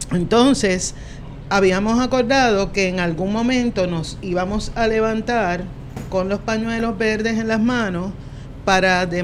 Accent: Bayamón, Puerto Rico; yo soy de Bayamón

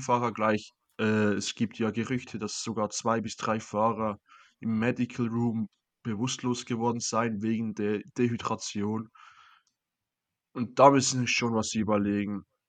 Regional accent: Switzerland; mich als Schweizer

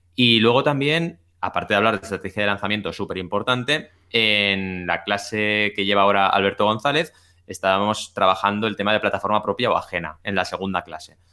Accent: Catalonia, Spain; la gente de Cataluña lo conocemos mucho

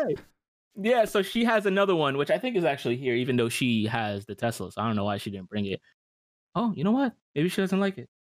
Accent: New York City, New York, United States; also born or lived in Westchester, New York; now in Florida, United States; I'm from New York, and in New York, we, we move around a lot

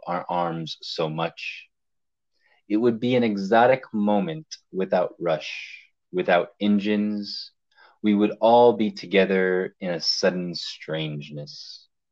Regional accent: Miami, Florida, United States; also born or lived in Hialeah, Florida; now in New Orleans, United States; me being of Cuban descent and growing up in Miami, Florida, for being born in Hialeah

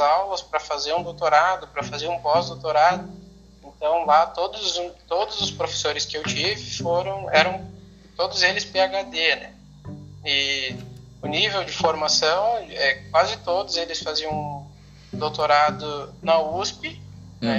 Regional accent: Santo Cristo, Rio Grande do Sul, Brazil; eu sou natural da cidade de Santo Cristo, que é pertinho aqui do lado de Santa Rosa.

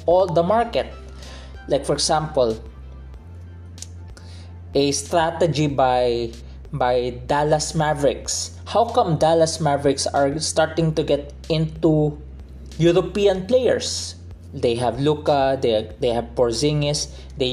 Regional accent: Philippines

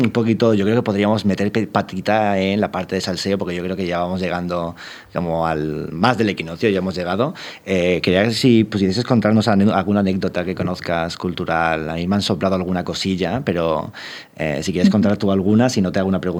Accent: Teruel, Aragon, Spain; also born or lived in Barcelona; yo soy de Teruel y de Barcelona, quiero decir.

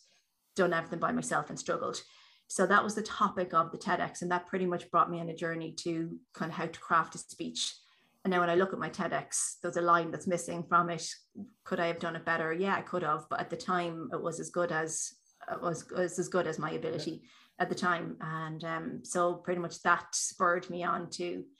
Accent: Drogheda, Leinster, Ireland; I'm from Drogheda

